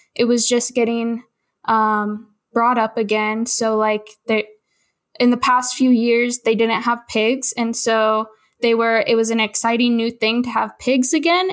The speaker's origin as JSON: {"language": "English", "town": "Olympia", "region": "Washington", "country": "United States", "tie": "born or raised there", "said": "I grew up in Olympia, Washington"}